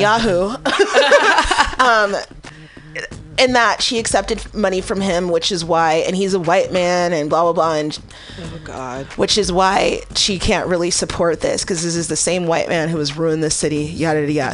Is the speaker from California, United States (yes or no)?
yes; San Francisco, California, United States; I'm from the Bayview District, which most people consider the outskirts of San Francisco